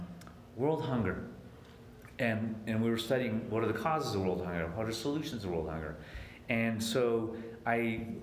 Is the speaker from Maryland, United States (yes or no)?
no; San Diego, California, United States; I grew up in San Diego, and I was 15 minutes from the border of Mexico